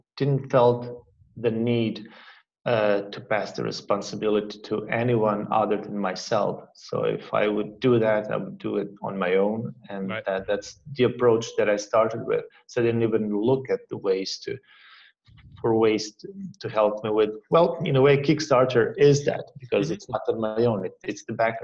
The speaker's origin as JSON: {"language": "English", "country": "Croatia", "tie": "born or raised there", "said": "Croatia. That's where like my country is from, where I'm from. And I had a very cool and easygoing childhood"}